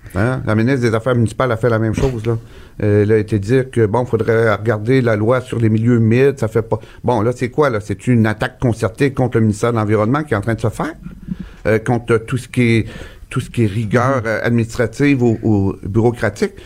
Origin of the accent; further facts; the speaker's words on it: Gaspésie, Quebec, Canada; chez nous, en Gaspésie